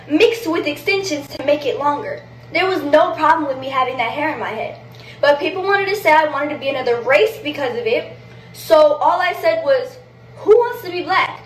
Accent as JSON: {"language": "English", "town": "Boston", "region": "Massachusetts", "country": "United States", "tie": "born or raised there", "said": "I grew up in Boston in a predominantly black neighborhood"}